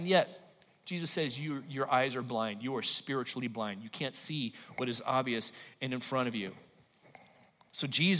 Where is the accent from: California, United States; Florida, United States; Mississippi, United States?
California, United States; Los Angeles; moved away; I'm from Los Angeles